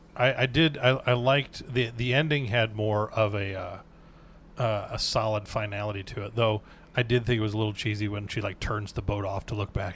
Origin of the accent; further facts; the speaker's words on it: Wisconsin, United States; moved away; also born or lived in Minnesota; growing up in Wisconsin, they lived about two hours away from us, and then when we moved to Minnesota